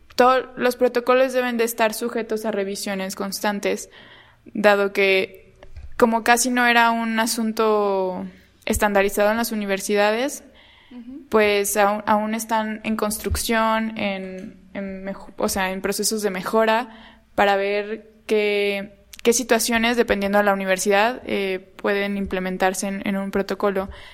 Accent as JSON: {"language": "Spanish", "region": "Guerrero", "country": "Mexico", "said": "yo soy de Guerrero"}